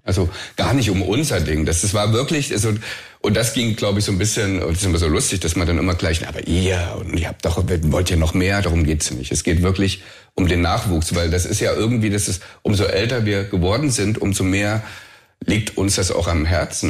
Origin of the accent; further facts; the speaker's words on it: the East, East Germany, Germany; ich bin im Osten groß geworden